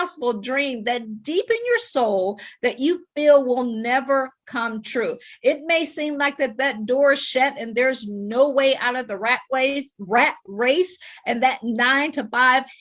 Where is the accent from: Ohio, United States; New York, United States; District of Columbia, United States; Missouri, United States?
Ohio, United States; Akron; moved away as an adult; also born or lived in Washington, D.C. / Baltimore / Boston / Pittsburgh; I am from Akron, Ohio. I always joke and say I grew up shy, sheltered, and in church basically 6 days a week